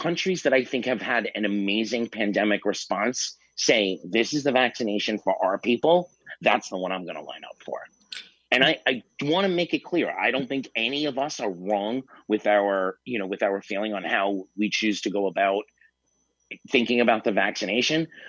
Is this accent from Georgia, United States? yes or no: no; New York City, New York, United States; My hometown, you know, New York City